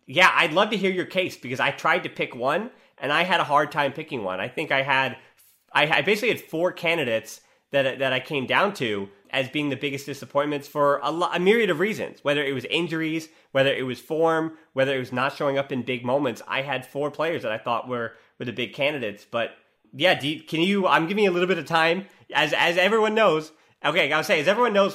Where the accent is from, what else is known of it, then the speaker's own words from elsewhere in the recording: United States; as an American